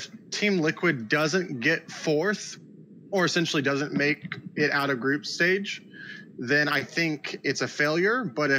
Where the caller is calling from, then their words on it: Houston, Texas, United States; Houston, Texas.